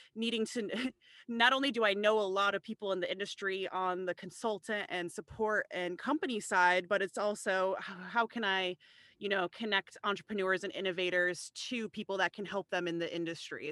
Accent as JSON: {"language": "English", "town": "Chicago", "region": "Illinois", "country": "United States", "also_born_or_lived": "Rhode Island", "moved": "as an adult", "said": "I'm not from the New England or Rhode Island area at all, I'm from the Chicagoland area, and I actually came out to Rhode Island to go to college"}